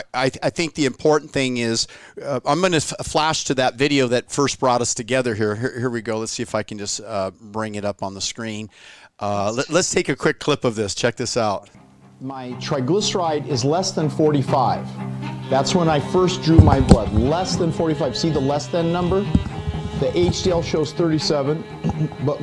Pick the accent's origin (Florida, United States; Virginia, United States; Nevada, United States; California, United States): California, United States; I've lived, born and raised in California my whole life